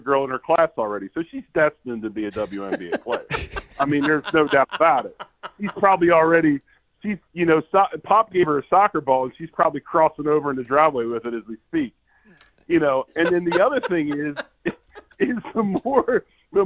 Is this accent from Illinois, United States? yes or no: no; Northtown, Pennsylvania, United States; I was born in Northtown.